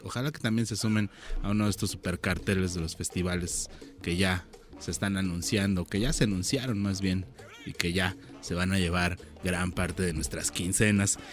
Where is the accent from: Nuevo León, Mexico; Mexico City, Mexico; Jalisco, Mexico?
Mexico City, Mexico; Chilango; nosotros como chilangos